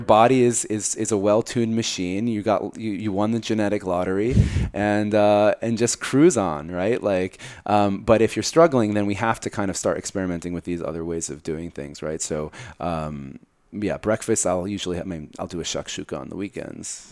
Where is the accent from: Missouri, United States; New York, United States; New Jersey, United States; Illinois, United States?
New Jersey, United States; I grew up in Jersey